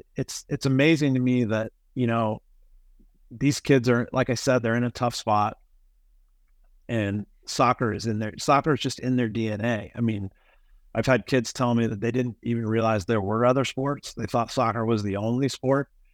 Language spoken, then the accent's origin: English; Kansas City, Missouri, United States; I grew up in Kansas City, I was gone for ten years and came back